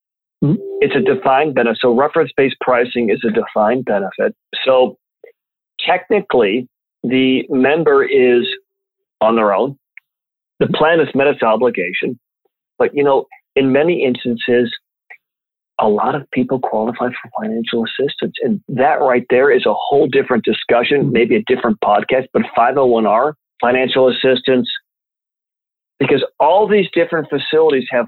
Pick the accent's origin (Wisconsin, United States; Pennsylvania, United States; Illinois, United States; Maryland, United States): Illinois, United States; Champaign; My hometown of Champaign, Illinois